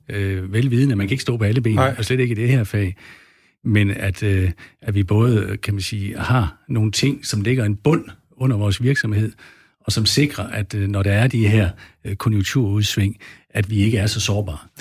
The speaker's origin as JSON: {"language": "Danish", "area": "West Jutland", "region": "Central Denmark Region", "country": "Denmark", "tie": "born or raised there", "said": "jeg er opvokset ude i Vestjylland, helt øh, ude ved Vesterhavet, mellem øh, Ringkøben Fjord og, og Vesterhavet"}